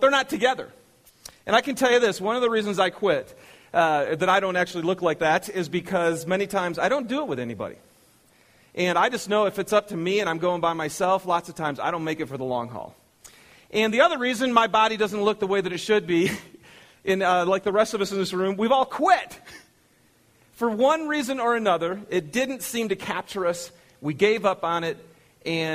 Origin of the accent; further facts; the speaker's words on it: Michigan, United States; moved away; I'm from Michigan